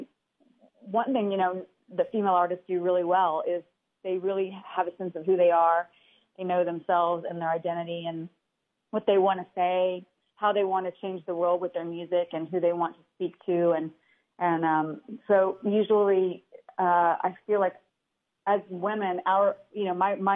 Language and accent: English; Sharon, Kansas, United States; moved away as an adult; now in Nashville, United States; I grew up in Kansas